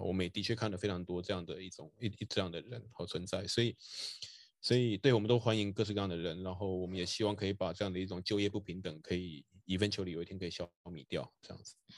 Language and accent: Chinese; Taiwan; 我也是一个就是在台湾土生土长，嗯，没有出国念书的一个人嘛